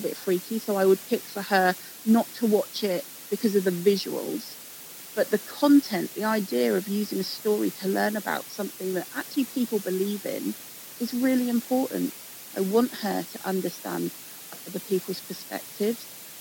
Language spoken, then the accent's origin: English; England, United Kingdom; Growing up in England